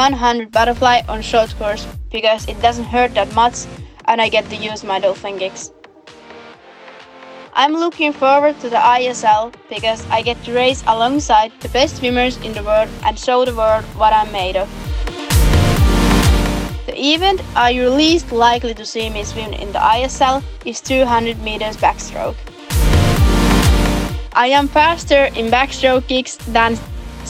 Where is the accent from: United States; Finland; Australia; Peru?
Finland; from Finland